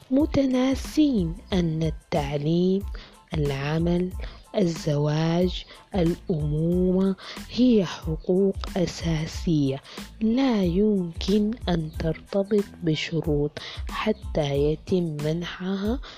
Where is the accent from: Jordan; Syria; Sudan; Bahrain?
Sudan; إذا عايزين تعرفوا كيف القضاء نزيه وشفاف وعادل عندنا في السودان يكفي إنه ولا مرة أنصفني القضاء في قضية